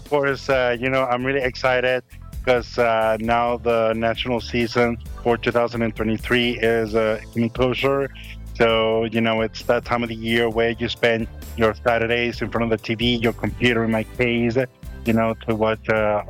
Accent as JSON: {"language": "English", "country": "Venezuela", "tie": "born or raised there", "said": "As most of you know, I'm from Venezuela. I grew up there."}